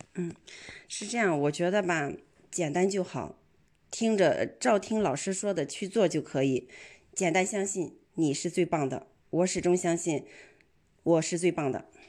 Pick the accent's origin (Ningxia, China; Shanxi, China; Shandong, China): Shandong, China; Qingdao; 我是来自青岛的